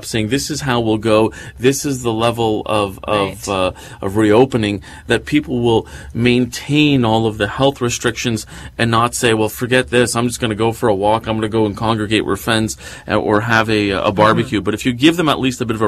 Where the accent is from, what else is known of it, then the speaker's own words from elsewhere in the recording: Quebec, Canada; I grew up in Quebec